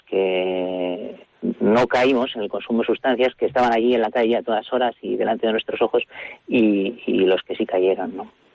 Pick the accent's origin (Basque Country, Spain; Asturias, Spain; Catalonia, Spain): Basque Country, Spain; Barakaldo; yo soy del País Vasco, yo soy de, de Baracaldo, nací y me crié en Baracaldo